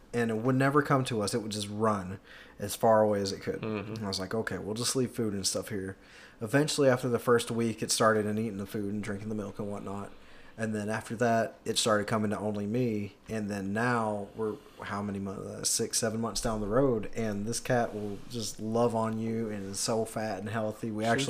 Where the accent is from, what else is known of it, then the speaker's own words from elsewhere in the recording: Chicago, Illinois, United States; moved away; also born or lived in Jonesboro; I was born here. I was born in Chicago.